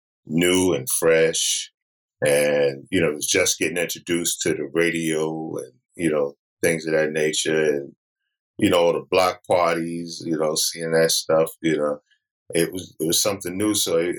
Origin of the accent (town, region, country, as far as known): Brooklyn, New York, United States; born or raised there